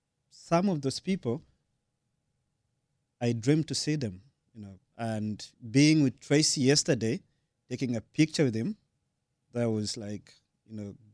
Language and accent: English; Tanzania; first language Sukuma; English is a second language; I'm from Tanzania